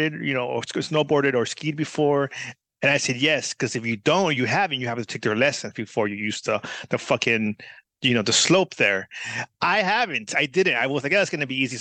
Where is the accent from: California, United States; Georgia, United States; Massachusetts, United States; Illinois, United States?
California, United States; I grew up like in California